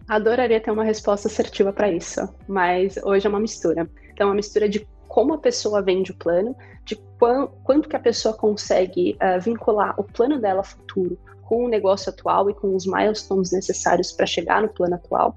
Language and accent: Portuguese; Curitiba, Paraná, Brazil; also born or lived in Toronto, Canada; Eu sou curitibana, Paulo, é, sou, sou engenheira de produção, me formei, me formei em Curitiba